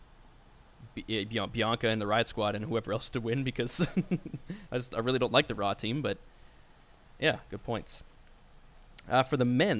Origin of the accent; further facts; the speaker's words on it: Canada; also born or lived in Scotland; I'm from Canada